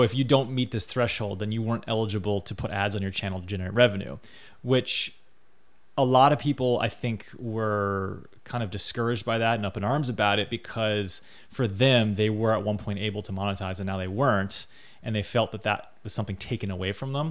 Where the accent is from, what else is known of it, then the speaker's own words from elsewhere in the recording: United States; me being an American citizen